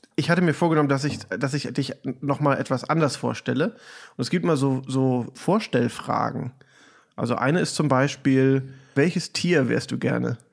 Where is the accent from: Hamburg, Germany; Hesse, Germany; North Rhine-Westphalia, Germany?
Hamburg, Germany; moved away as an adult; now in Chicago, United States; ich komme ursprünglich aus Hamburg, lebe jetzt aber schon eine ganze Weile hier